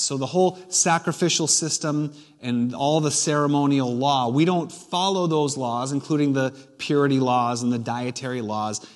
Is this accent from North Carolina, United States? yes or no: no; New Hampshire, United States; I was born and raised in New Hampshire.